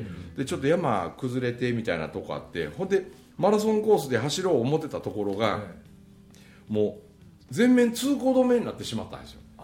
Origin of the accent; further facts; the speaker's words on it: Mie, Japan; 僕のその生まれ故郷の大杉谷というあの山奥